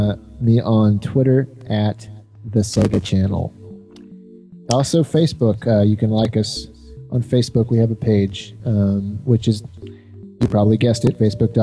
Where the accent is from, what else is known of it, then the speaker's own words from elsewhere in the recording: Texas, United States; I'm from Texas.